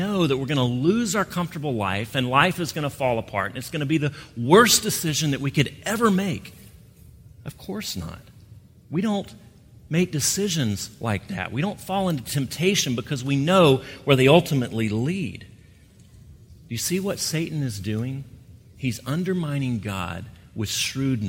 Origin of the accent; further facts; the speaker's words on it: Gulf Coast, United States; moved away; I grew up on the Gulf Coast